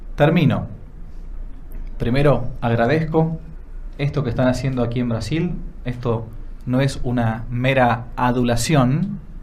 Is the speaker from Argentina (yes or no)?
yes; Argentina; Ser sacerdote en una universidad pública en mi país